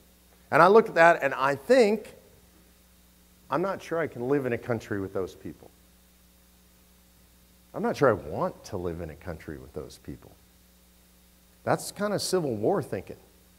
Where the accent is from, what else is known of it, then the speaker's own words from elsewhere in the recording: Texas, United States; Look, I'm from Texas. Texans love to talk about secession.